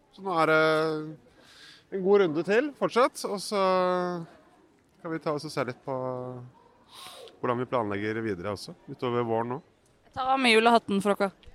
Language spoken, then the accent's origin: Norwegian; Bergen, Vestland, Norway; jeg er fra Loddefjord.